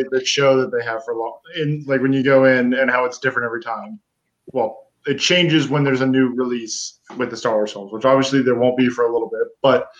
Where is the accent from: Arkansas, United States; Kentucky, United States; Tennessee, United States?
Kentucky, United States; I'm from Kentucky.